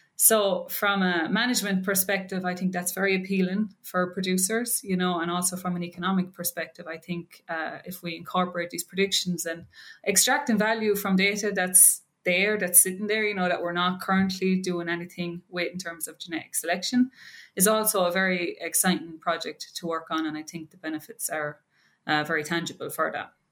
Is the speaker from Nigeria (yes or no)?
no; Ireland; moved away as an adult; also born or lived in Maryland, United States; now in Wisconsin, United States; I'm from Ireland.